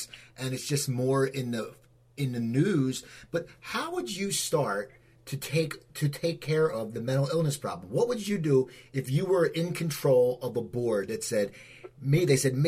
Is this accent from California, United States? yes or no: no; New Jersey, United States; I now live in New Jersey, where I grew up in New Jersey